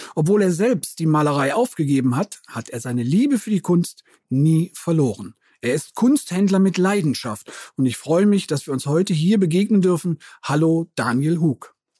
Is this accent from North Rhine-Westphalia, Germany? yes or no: yes; Cologne, North Rhine-Westphalia, Germany; ich bin, im, bin in der Südstadt geboren